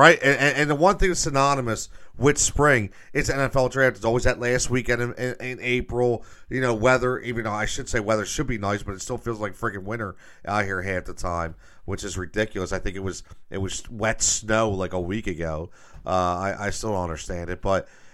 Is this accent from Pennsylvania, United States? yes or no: yes; Philadelphia, Pennsylvania, United States; But I grew up in Northeast Philadelphia, okay?